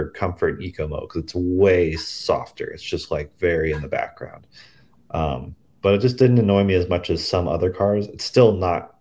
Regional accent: Missouri, United States; my hometown in Missouri

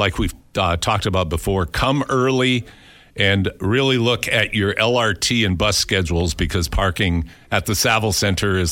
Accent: Cresco, Iowa, United States; moved away; I was back in my hometown in Cresco, Iowa

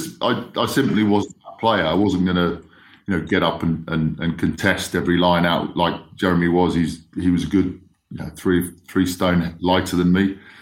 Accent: Spain; also born or lived in Kenya; growing up in Spain and Kenya, you know, we'd have a lot of Irish, Scottish, Welsh friends

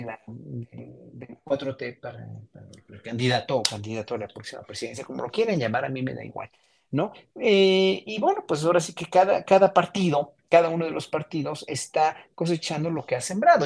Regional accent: Mexico; como mexicanos

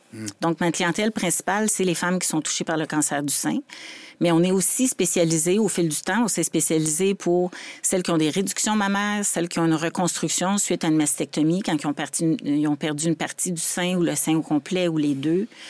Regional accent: Laval, Quebec, Canada; also born or lived in Montreal; je suis née à Montréal, j'ai déménagé à Laval vers 5 ans tout fait le primaire, secondaire, collégial

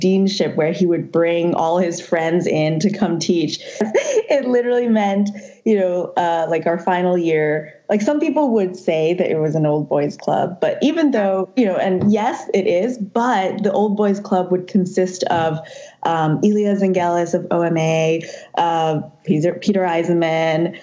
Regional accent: Hong Kong; moved away as an adult; also born or lived in Charlottesville, Virginia, United States; now in United States; I was born and raised in Hong Kong.

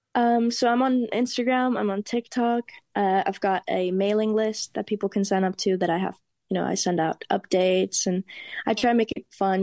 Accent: Germany; moved away; also born or lived in Spain; I'm Spanish, and I grew up in Germany

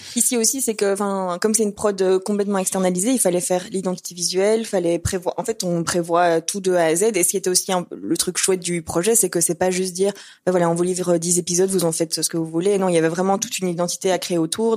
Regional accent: Brussels, Brussels-Capital Region, Belgium; on est de Bruxelles

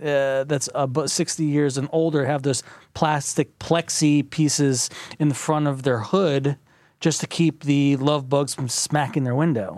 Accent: Florida, United States; I'm from Florida

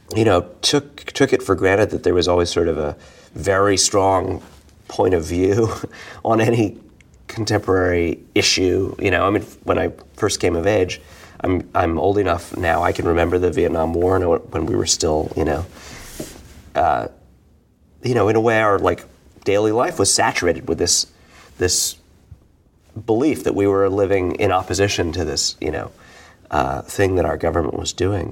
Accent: New York City, New York, United States; being a New Yorker, you know, being a Bohemian, uh, growing up, you know, well, not religiously Jewish, but in kind of the cultural Jewish

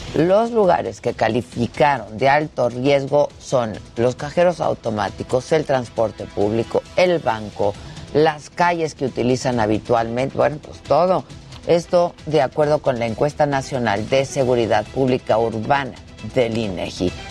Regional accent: Mexico; Así somos los mexicanos

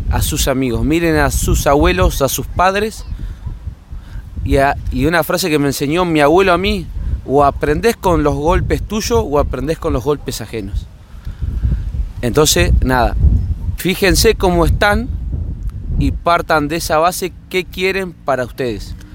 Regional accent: Santa Rosa, La Pampa, Argentina; soy eh, de Santa Rosa La Pampa

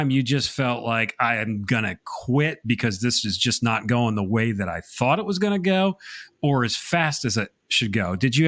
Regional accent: Connecticut, United States; now in South Carolina, United States; I'm going to blame it on the fact that I'm a transplant from Connecticut to South Carolina. So. I'm kind of confused in my dialects a little bit.

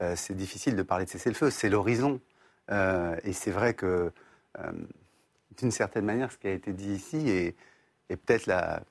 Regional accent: France; nous sommes français

